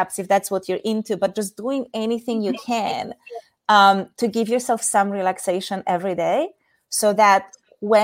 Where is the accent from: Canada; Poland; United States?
Poland; moved away as an adult; also born or lived in Asia; In case anyone is wondering about my weird accent, I'm from Poland.